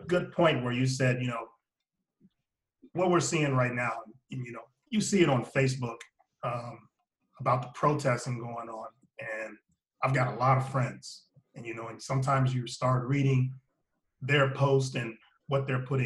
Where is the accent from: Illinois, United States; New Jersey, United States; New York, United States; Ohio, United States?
Ohio, United States; Alliance; moved away; also born or lived in Florida; my hometown of Alliance, Ohio